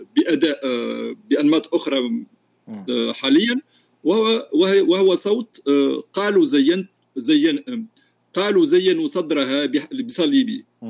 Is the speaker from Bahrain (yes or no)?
no; Tunisia; also born or lived in France; انا بطبيعه الحال من تونس